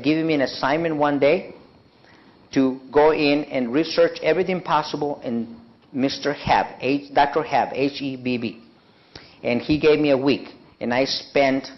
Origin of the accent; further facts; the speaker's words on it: Mexico; moved away; I'm from Mexico